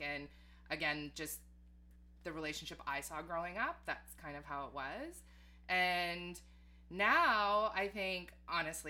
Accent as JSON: {"language": "English", "town": "Edmonton", "region": "Alberta", "country": "Canada", "tie": "born or raised there", "moved": "as an adult", "lives_now": "Toronto, Canada", "said": "growing up in Edmonton"}